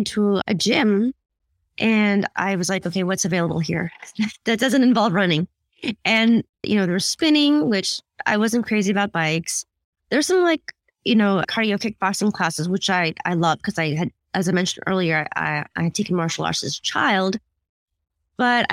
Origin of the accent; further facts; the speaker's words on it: United States; also born or lived in Philippines; I'm Filipina and I married an Indian guy. But I was born in the Philippines and I came to America when I was 6 years old